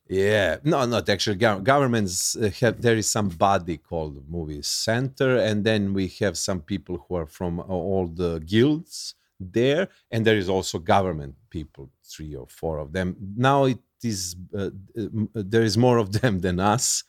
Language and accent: English; Serbia; English is a second language; I'm from Yugoslavia